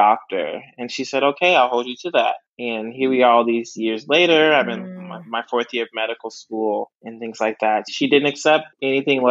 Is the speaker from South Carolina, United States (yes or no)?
no; Houston, Texas, United States; now in Austin, United States; I am from Houston, Texas, H-Town